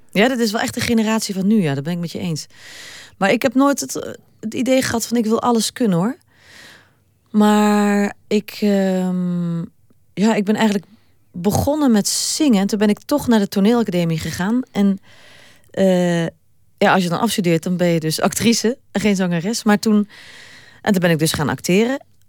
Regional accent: Limburg, Netherlands; ik ben wel Limburgse

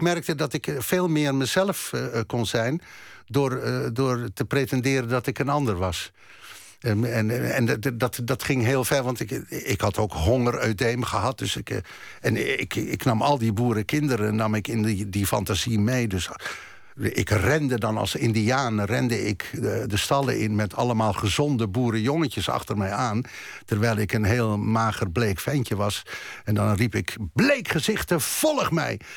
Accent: Germany; ik ben geboren in Duitsland

